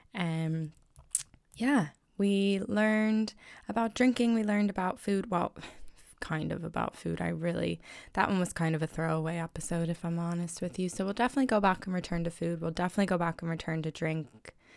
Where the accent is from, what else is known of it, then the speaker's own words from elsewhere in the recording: United States; now in Ireland; I'm American in Ireland